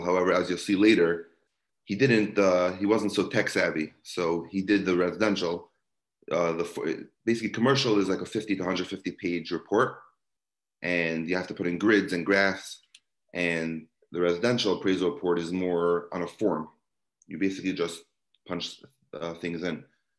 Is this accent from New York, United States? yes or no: yes; New York City, New York, United States; I grew up in Brooklyn, New York